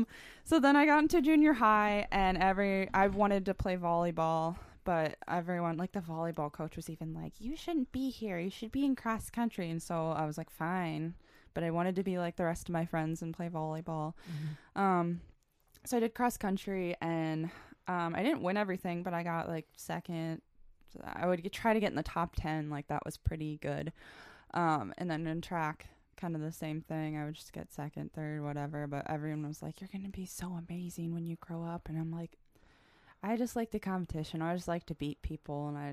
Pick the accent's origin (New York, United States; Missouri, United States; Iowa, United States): Iowa, United States; And then – and I really wanted to get out of Iowa. I'm originally from Iowa.